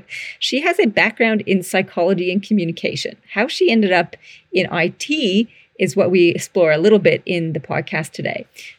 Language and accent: English; Canada; now in Australia; You might notice my accent is slightly funky or not. I'm a Canadian living in Australia and have been down under for 20 something years.